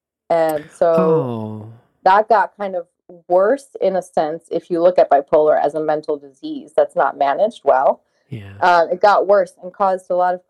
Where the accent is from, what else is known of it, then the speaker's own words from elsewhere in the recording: Charlotte, North Carolina, United States; born there; also born or lived in Germany; I was born in Charlotte, North Carolina.